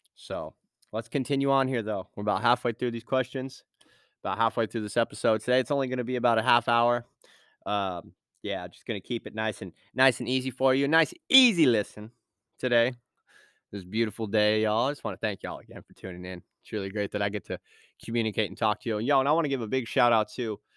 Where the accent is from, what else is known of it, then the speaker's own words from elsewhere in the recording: Point Arena, California, United States; moved away; I grew up in Me-, Mendocino, uh, Point Arena, California